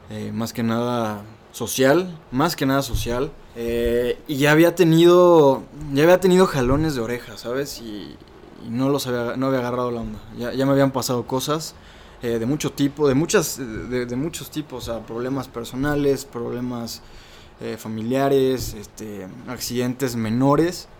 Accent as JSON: {"language": "Spanish", "town": "Salvatierra", "region": "Guanajuato", "country": "Mexico", "said": "Yo soy de Salvatierra, Guanajuato, el pueblo mágico, orgullosamente salvaterrense"}